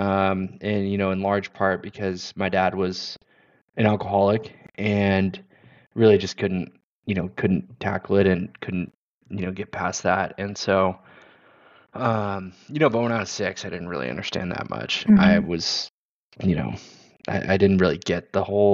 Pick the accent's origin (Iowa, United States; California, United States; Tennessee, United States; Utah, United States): California, United States; Pasadena; I grew up in Southern California, in Pasadena, California